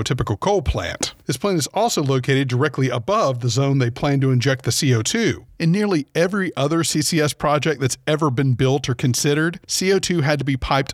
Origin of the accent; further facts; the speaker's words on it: Louisiana, United States; I grew up in Louisiana. My parents are from there.